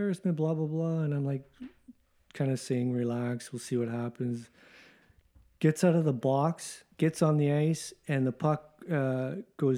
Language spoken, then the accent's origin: English; Canada; moved away as an adult; also born or lived in Japan; I was brought up in Canada playing hockey